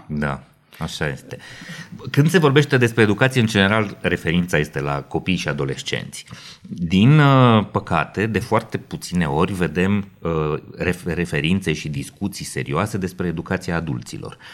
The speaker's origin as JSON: {"language": "Romanian", "country": "Romania", "said": "noi ca români"}